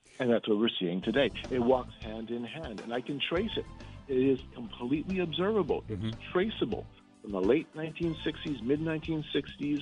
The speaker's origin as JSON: {"language": "English", "region": "Manitoba", "country": "Canada", "said": "I'm from Manitoba."}